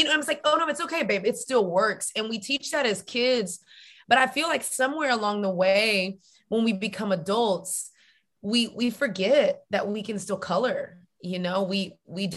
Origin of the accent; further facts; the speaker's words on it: Texas, United States; now in Atlanta, United States; I am a Texan